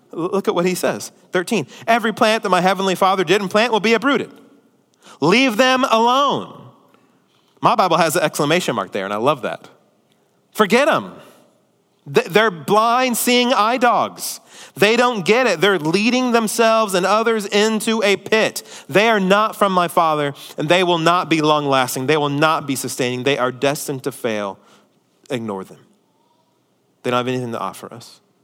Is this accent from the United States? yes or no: yes; United States; as American Christians